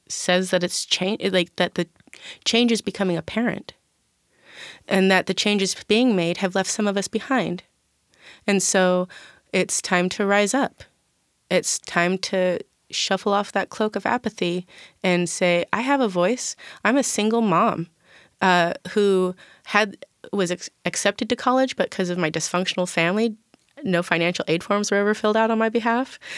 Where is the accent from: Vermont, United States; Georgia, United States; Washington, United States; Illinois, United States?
Washington, United States; Tacoma; I grew up in South and East Side in South Tacoma